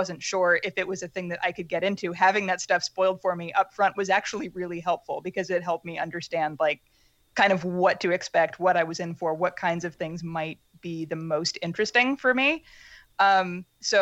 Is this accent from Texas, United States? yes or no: no; Pittsburg, Kansas, United States; I grew up mostly in Pittsburgh, Kansas, in like small town southeast Kansas.